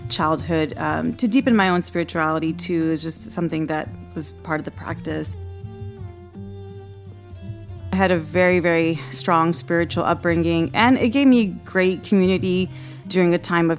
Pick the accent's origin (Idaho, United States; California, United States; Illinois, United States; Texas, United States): Texas, United States; Houston; also born or lived in Boston, Massachusetts; I was born in Boston, grew up in Houston. We moved there when I was three